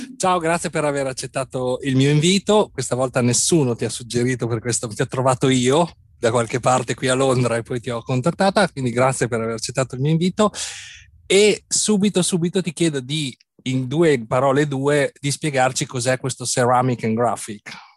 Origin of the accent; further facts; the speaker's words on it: Bologna, Emilia-Romagna, Italy; Bologna è la mia città natale